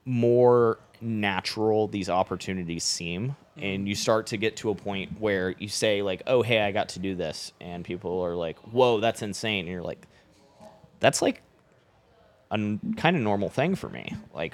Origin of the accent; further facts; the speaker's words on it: Florida, United States; I grew up in Florida, so love ….